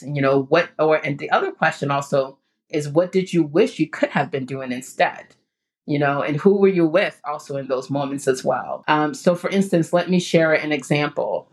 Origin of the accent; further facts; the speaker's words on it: Ghana; moved away; the community that I grew up in Ghana